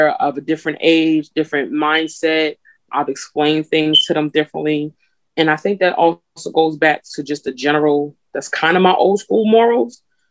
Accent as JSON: {"language": "English", "region": "New Jersey", "country": "United States", "said": "I'm from Jersey, but my family's from the South"}